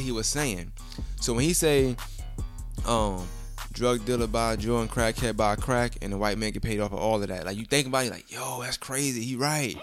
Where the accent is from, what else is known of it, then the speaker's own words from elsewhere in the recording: New York City, New York, United States; I'm originally from Brooklyn